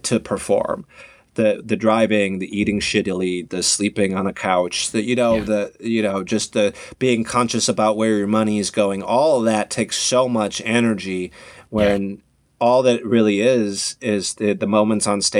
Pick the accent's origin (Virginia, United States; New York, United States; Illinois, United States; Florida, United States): Illinois, United States; Harvey; also born or lived in Peoria, Illinois; now in Los Angeles, United States; I was born in Harvey, Illinois, so like suburbs of Chicago, like south side of Chicago